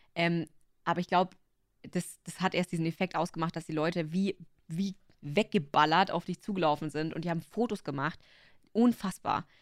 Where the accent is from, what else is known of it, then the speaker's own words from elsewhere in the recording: Upper Bavaria, Germany; ich bin aus Oberbayern